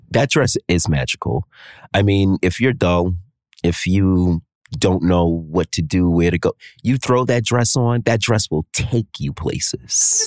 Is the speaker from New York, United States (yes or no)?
yes; New York, United States; a native New Yorker, born and raised here